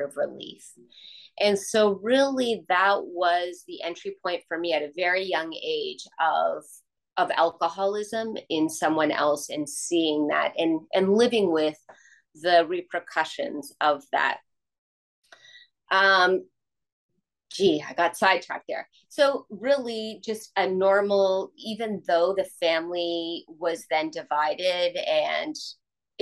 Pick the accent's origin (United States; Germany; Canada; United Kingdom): Canada; Toronto, Ontario; I grew up in Toronto, in Canada, and I am the youngest of five kids